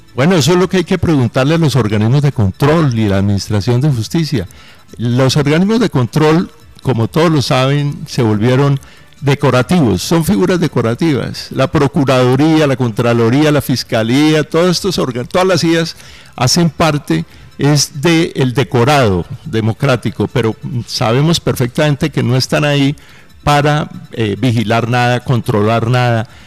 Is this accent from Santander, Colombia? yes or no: no; Mariquita, Tolima, Colombia; regresé a mi pueblo, a Mariquita